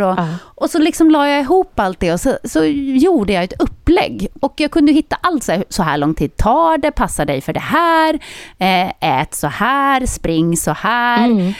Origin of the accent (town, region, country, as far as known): Södertälje, Stockholm County, Sweden; born or raised there